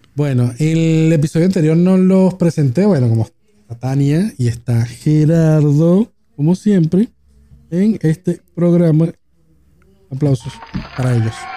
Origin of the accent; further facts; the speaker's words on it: Venezuela; now in Argentina; nosotros como venezolanos estábamos acostumbrados a prácticamente ni usar el efectivo